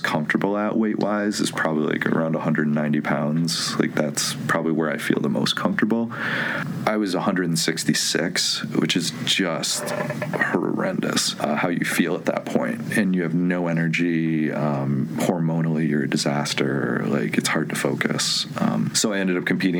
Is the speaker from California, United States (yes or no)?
no; Medina, New York, United States; moved away; I'm from a tiny town between Buffalo and Rochester, New York. It's called Medina